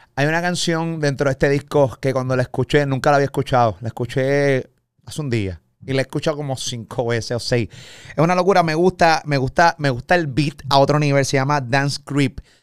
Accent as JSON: {"language": "Spanish", "country": "Puerto Rico", "said": "Yo soy puertorriqueño"}